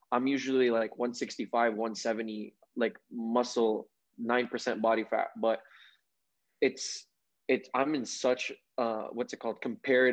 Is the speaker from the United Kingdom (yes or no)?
no; Saudi Arabia; moved away; I grew up in the Middle East, right? I grew up in Saudi Arabia.